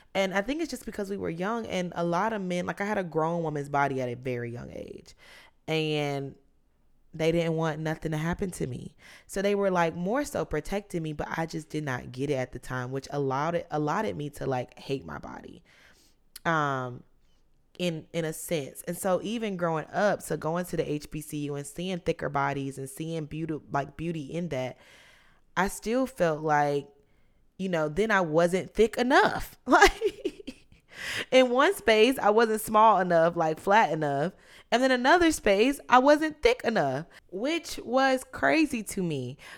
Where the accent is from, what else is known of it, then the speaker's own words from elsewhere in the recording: South Carolina, United States; moved away; I was born in South Carolina